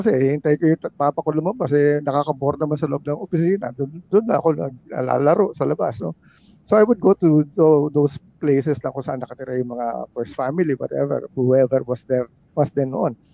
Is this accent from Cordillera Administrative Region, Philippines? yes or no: no; Manila, Metro Manila, Philippines; Kasi I grew up in Malacanang.